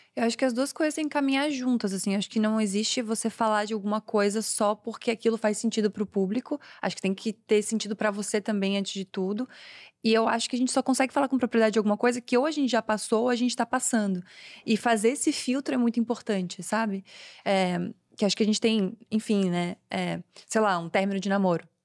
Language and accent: Portuguese; Florianópolis, Santa Catarina, Brazil; sou de Floripa